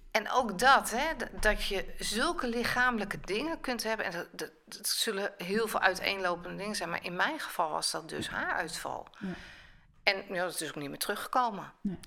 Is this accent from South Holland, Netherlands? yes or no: yes; Rotterdam, South Holland, Netherlands; ik ben een Rotterdammer, Rotterdamse